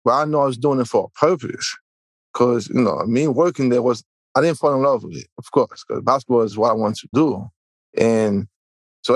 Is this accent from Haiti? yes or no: yes; Haiti; also born or lived in Elizabeth, New Jersey; now in New Jersey, United States; I'm originally from Haiti. Right now, I'm in New Jersey